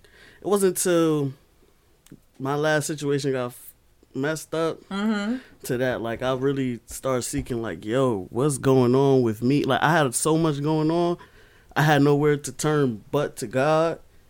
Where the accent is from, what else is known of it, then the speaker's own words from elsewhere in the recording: New York City, New York, United States; I'm from Brooklyn.